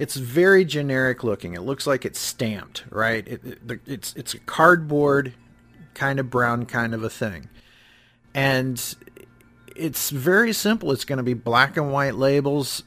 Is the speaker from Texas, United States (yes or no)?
no; Cleveland, Ohio, United States; I grew up in the Cleveland area